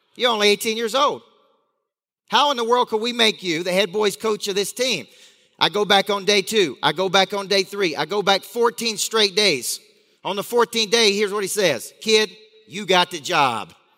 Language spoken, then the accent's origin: English; Tennessee, United States; I grew up in a small town in Tennessee